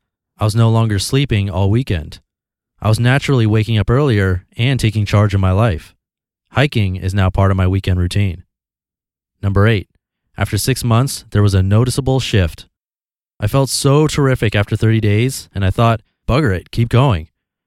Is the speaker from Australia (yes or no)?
yes; Australia; It was part of being Australian, or so I thought.